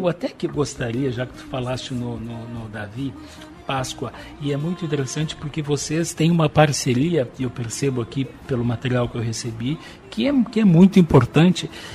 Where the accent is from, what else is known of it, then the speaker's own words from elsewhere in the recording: Brazil; Nós somos nós brasileiros aqui